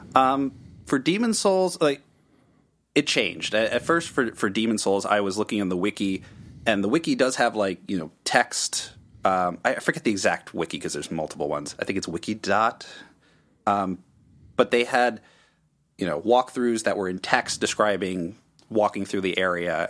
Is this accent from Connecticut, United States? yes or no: yes; Connecticut, United States; moved away as an adult; also born or lived in Washington, D.C. area; I'm originally from Connecticut